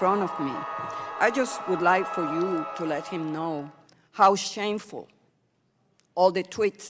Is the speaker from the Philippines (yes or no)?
no; Puerto Rico; I'm the only member who is a Puerto Rican American citizen who sits in this committee.